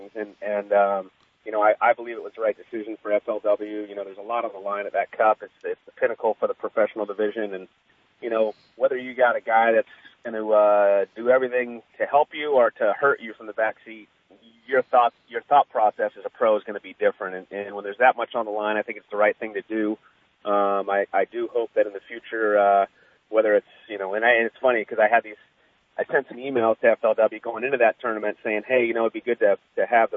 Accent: Florida, United States; moved away; I'm originally from Florida

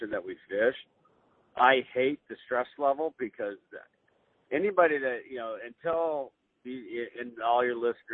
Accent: California, United States

